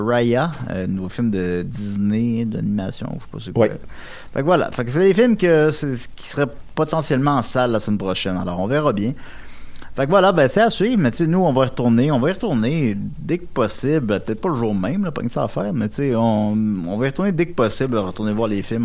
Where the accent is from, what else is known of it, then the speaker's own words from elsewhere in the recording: Quebec City, Quebec, Canada; je viens de Québec